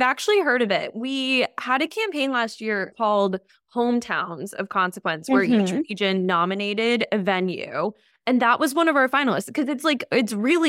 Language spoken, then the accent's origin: English; United States; Like I grew up right outside New York City.